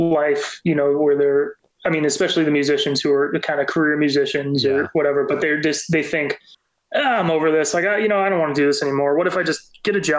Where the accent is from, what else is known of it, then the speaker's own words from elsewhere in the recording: California, United States; we're from California